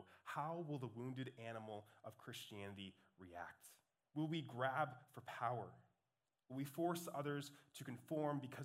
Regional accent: Montana, United States; moved away; also born or lived in California; Growing up in the Montanan desert

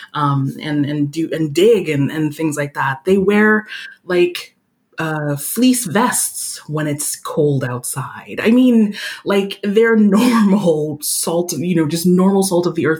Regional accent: United States; moved away as an adult; now in France; I'm from the United States

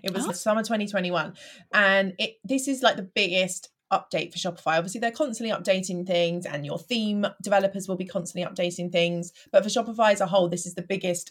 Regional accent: Bedfordshire, East of England, United Kingdom; now in Hampshire, United Kingdom; I am originally from Bedfordshire and I now live down on the coast in Hampshire

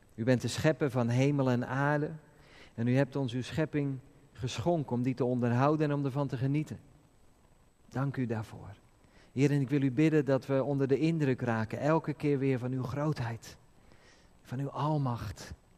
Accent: Netherlands; als Nederlanders

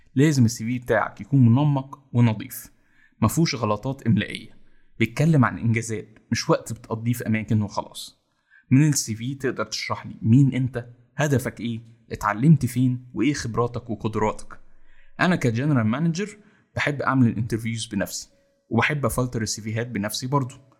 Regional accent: Egypt; إحنا كمصريين

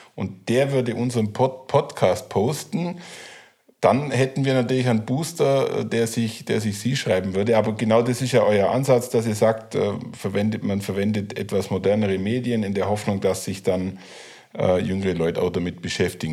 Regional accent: Allgäu, Bavaria, Germany; Ich bin totaler Südländer als Allgäuer

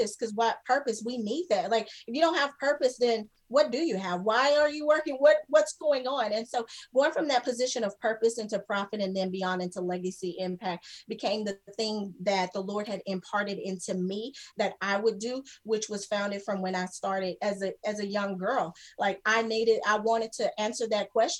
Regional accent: between Lubbock and Plainview, West Texas, United States; I grew up in Texas, and we were a small town in West Texas, kind of where, like, between Lubbock, Plainview

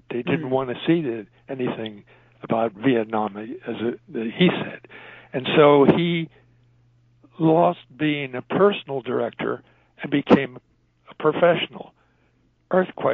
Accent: Philadelphia, Pennsylvania, United States; I'm a Philadelphian

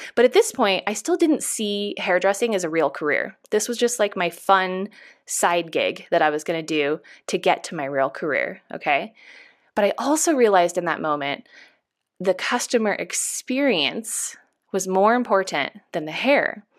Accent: Chico, California, United States; I come from a really small town. I'm from Chico, California

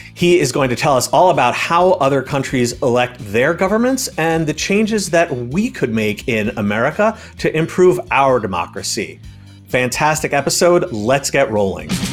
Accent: New York, United States; moved away; my home state of New York

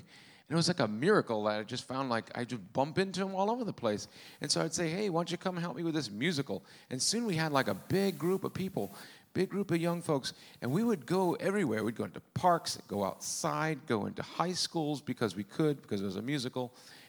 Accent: Rhode Island, United States; accent: Rhode Island; even do a Rhode Island accent anymore. It's gone. Lord. Thank you, Lord. Father, Lord, Father. That's my Rhode Island accent.

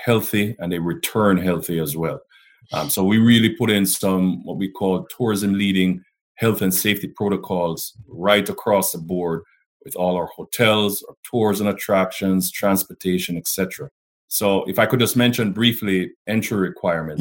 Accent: Jamaica; I'm Jamaican man

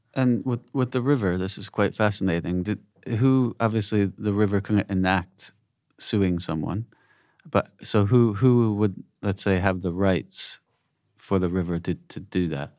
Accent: United States; I'm American, obviously, and coming from the States

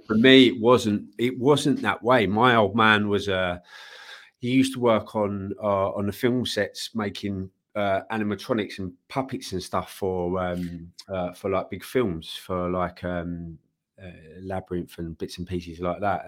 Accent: London, United Kingdom; I grew up in East Ham

